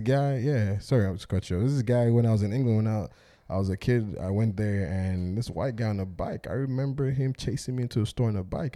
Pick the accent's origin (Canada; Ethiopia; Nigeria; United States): Nigeria; moved away; as a black Nigerian man who grew up in Nigeria